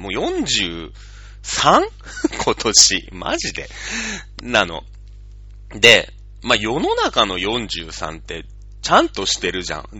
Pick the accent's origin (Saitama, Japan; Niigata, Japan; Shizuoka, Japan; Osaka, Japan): Shizuoka, Japan; also born or lived in Hokkaido; now in Tokyo, Japan; 僕らは静岡の人間ですから